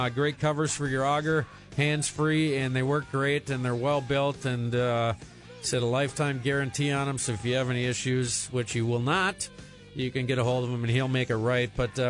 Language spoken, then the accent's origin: English; Minnesota, United States; us Minnesotans